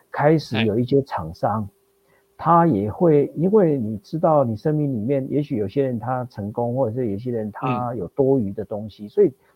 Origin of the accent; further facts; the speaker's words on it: Taiwan; also born or lived in United States; 他知道我嗯。是台湾来的